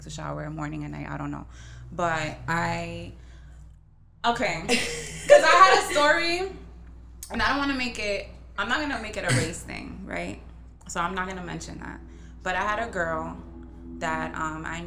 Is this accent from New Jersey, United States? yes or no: no; New York City, New York, United States; I grew up in the Bronx